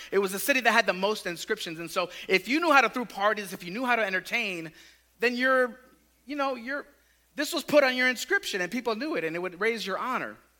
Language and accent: English; Tampa, Florida, United States; I grew up in West Tampa, like just east of Raymond James Stadium.